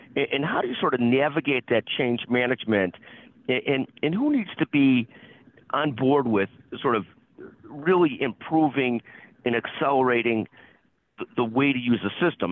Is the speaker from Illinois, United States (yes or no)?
yes; Illinois, United States; I'm an Illinois person